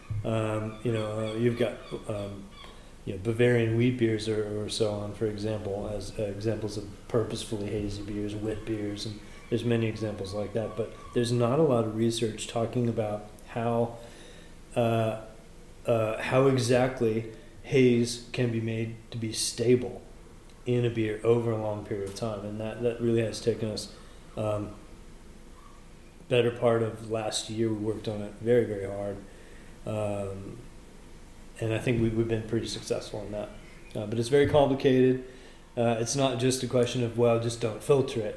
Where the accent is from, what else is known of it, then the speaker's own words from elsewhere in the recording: California, United States; moved away as an adult; now in North Carolina, United States; I went to high school about 30 miles away from there. I'm from California originally